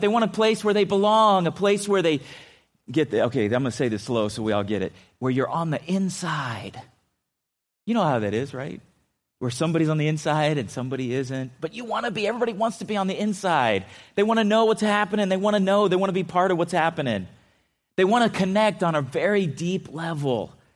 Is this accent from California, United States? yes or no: yes; California, United States; I grew up in California